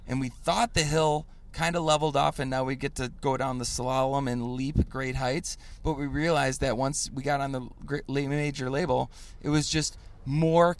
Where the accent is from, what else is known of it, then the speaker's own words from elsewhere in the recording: Chicago, Illinois, United States; I'm a Chicagoan